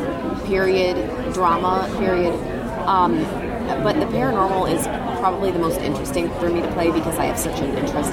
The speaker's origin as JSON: {"language": "English", "town": "St. Louis", "region": "Missouri", "country": "United States", "moved": "yes", "lives_now": "Los Angeles, United States", "said": "I'm originally from St. Louis, Missouri. I'm in Los Angeles now."}